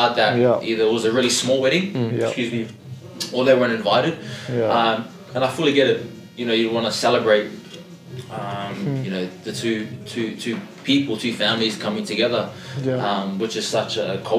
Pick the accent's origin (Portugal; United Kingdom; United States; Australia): Australia; born or raised there; also born or lived in Auckland, New Zealand